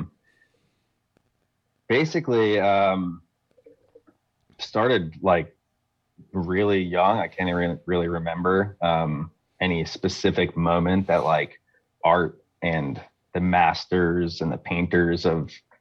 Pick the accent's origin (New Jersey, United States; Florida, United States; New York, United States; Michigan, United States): Florida, United States; Fort Lauderdale; I grew up in Fort Lauderdale, Florida